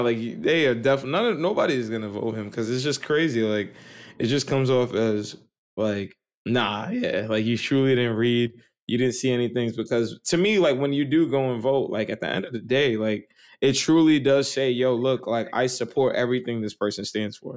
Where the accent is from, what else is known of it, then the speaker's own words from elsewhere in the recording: New York, United States; I grew up on the cusp of West Brighton and Port Richmond